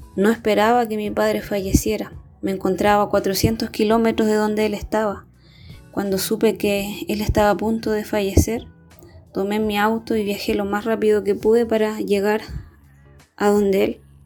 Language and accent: Spanish; Chile; soy de Chile